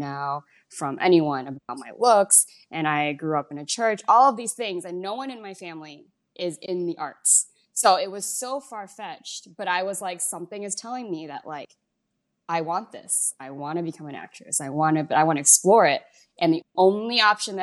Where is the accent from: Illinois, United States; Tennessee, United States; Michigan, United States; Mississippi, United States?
Illinois, United States; Chicago; moved away as an adult; now in Las Vegas, United States; I grew up mostly around Chinese kids in Chicago